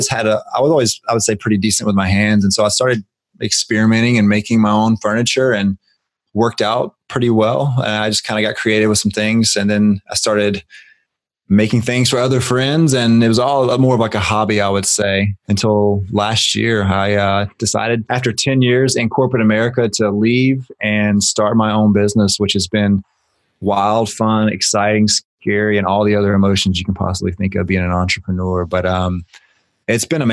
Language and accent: English; Griffin, Georgia, United States; now in Atlanta, United States; I was born and raised in Griffin, Georgia, which is a small town about an hour south of Atlanta, Georgia